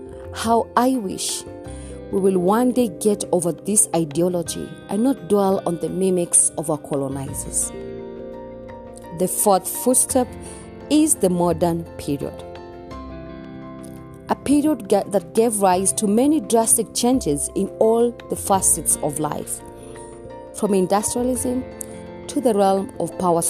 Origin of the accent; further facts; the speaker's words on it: Kenya; I am uniquely Kenyan and relevantly African